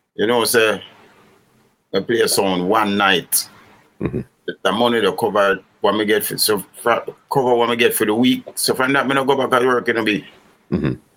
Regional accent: Kingston, Jamaica; also born or lived in Rockfort, Kingston / Rollington Town / Franklin Town; I grew up in um, East Kingston of Jamaica

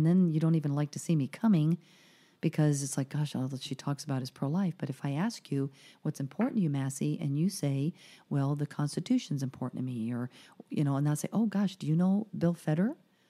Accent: Caracas, Capital District, Venezuela; born there; I mean, I was born in Venezuela in Caracas, so I have a lot of Latin in me

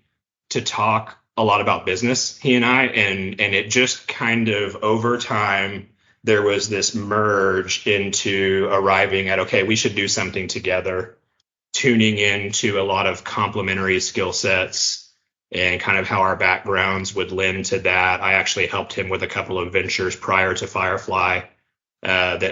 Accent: Tulsa, Oklahoma, United States; also born or lived in Edmond, Oklahoma; I grew up in the Tulsa area. I've lived in Oklahoma my whole life

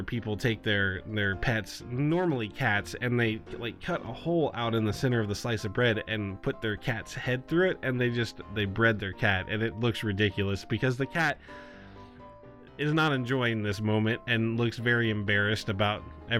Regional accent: Chillicothe, United States

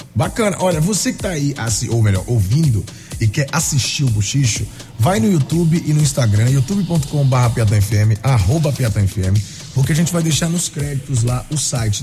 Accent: Northeast Region, Brazil; ser nordestino

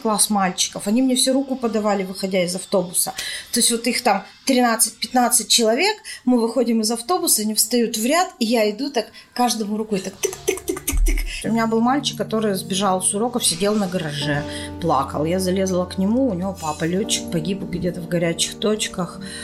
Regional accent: Perm, Perm Krai, Russia; Мы говорим, из Перми

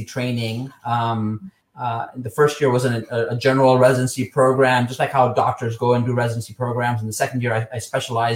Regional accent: Nairobi, Kenya; moved away as an adult; also born or lived in Texas, United States; now in United States; I grew up in Nairobi, Kenya

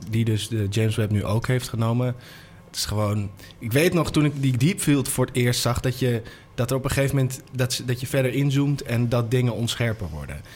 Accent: Amsterdam, North Holland, Netherlands; Ik ben geboren in Amsterdam, opgegroeid

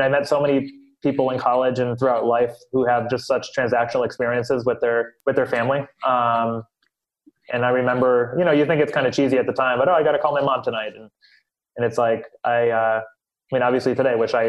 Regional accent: Holyoke, Massachusetts, United States; we used to be nicknamed Ireland Parish before we were called Holyoke

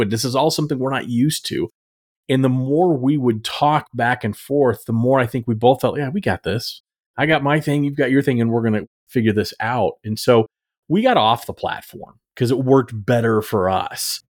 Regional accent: Texas, United States; I grew up in Texas

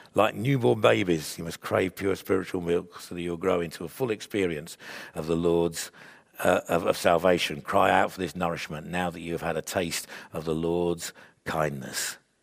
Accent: England, United Kingdom; I'm a believer in Jesus, joined with other Jeju, believers in Jesus across the world who happens to be English

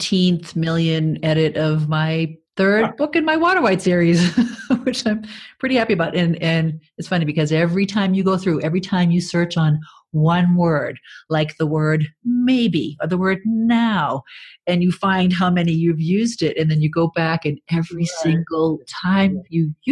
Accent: Braintree, Massachusetts, United States; I grew up in Braintree, Massachusetts, and our supermarket was Tedeschi's Supermarket

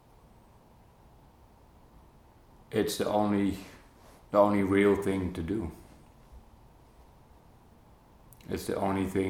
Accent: Netherlands; moved away as an adult; also born or lived in Belgium / Sydney, Australia / Gainesville / Rhode Island; now in United States; I was born in the Netherlands

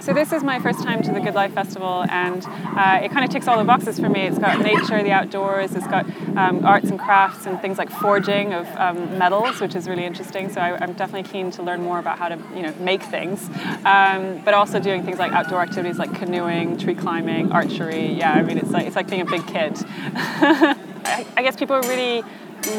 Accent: Norway; I grew up in Norway

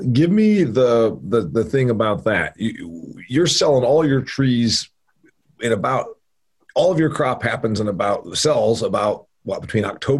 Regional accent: Indiana, United States; I toured a place in my home state of Indiana about a decade ago

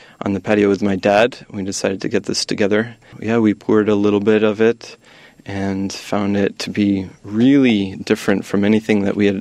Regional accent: United States; I was born and raised in the U.S.

